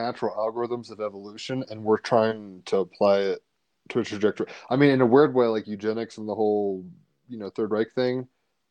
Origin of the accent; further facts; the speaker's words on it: United States; as an American